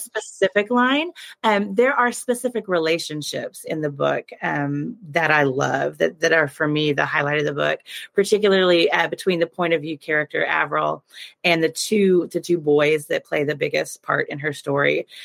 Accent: Oklahoma, United States; I grew up in Oklahoma, and we have a very prestigious high school arts program here

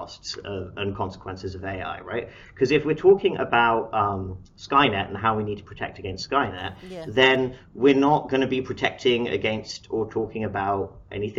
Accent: Harrow, London, United Kingdom; moved away as an adult; now in Seattle, United States; I'm from Harrow

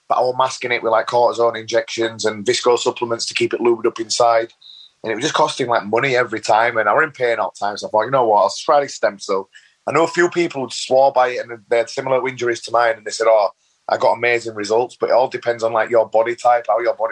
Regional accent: Leeds, Yorkshire and the Humber, United Kingdom; I grew up in Leeds, born and bred in Leeds, bit of a rough council estate area

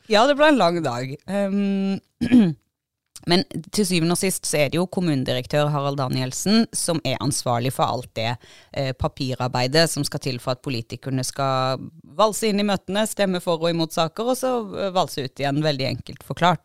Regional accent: Agder, Norway; vi er jo sørlendinger

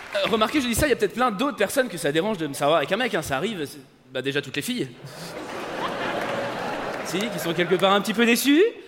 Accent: France; je suis français

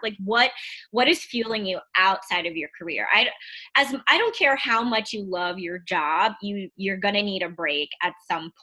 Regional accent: New York City, New York, United States; moved away; I'm from Queens

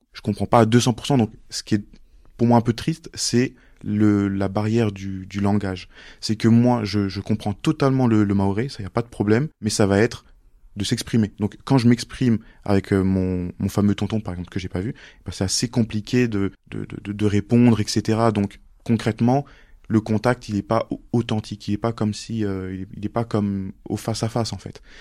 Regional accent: Mayotte; moved away; also born or lived in Montluçon, France; je viens de Mayotte et de Montluçon

